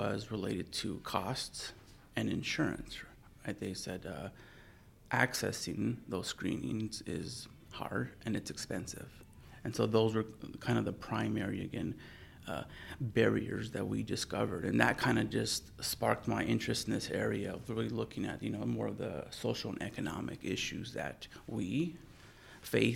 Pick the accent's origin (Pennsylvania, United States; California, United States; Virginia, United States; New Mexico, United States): New Mexico, United States; Las Cruces; I was born and raised in Las Cruces, New Mexico